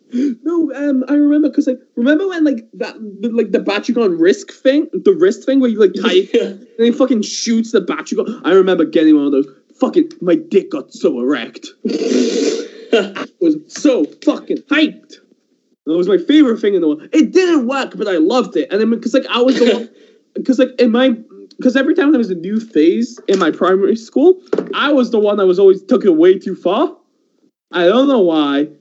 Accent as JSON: {"language": "English", "region": "England", "country": "United Kingdom", "tie": "born or raised there", "also_born_or_lived": "Iran", "said": "I grew up in England, but I was born in the Middle East in Iran"}